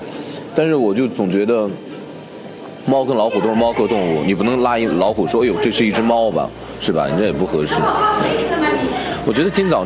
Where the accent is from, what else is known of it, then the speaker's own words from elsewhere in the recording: Shaanxi, China; moved away; also born or lived in Chengdu; 因为我作为一个陕西人那么爱吃面的人，我到了成都之后